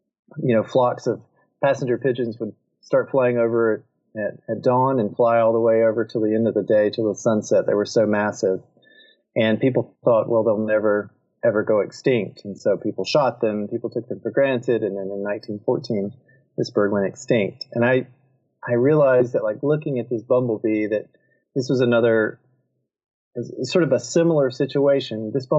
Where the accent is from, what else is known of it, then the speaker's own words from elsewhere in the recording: South Carolina, United States; I'm originally from South Carolina